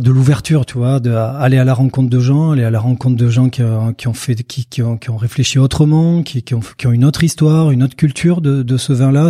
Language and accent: French; Pyrénées-Atlantiques, Nouvelle-Aquitaine, France; je suis né euh, euh, dans les Pyrénées-Atlantiques, au cœur de l'appellation Jurançon